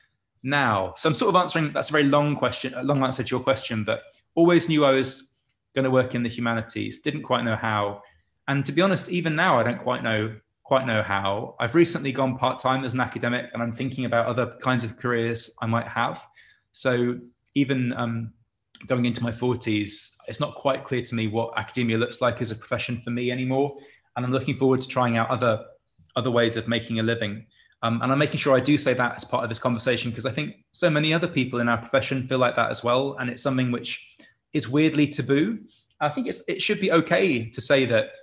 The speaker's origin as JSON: {"language": "English", "town": "Canterbury", "region": "South East England", "country": "United Kingdom", "tie": "born or raised there", "said": "I'm from Canterbury, so I'm from Marlowe land"}